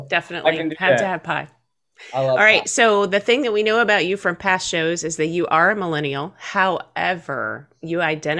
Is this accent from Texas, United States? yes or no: yes; Texas, United States; It's because I'm from Texas. I say things the way they're spelled.